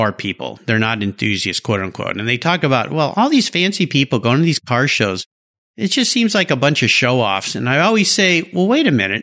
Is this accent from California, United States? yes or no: yes; Southern California, United States; I grew up in Southern California. I was a surfer